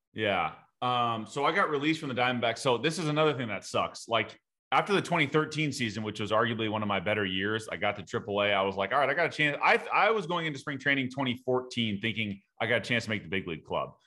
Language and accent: English; Southern California, United States; I grew up in Southern California